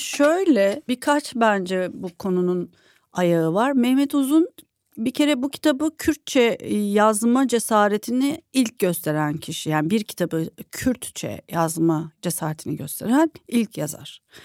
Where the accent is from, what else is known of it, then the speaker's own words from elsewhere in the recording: İzmir, Turkey; bir İzmirli olarak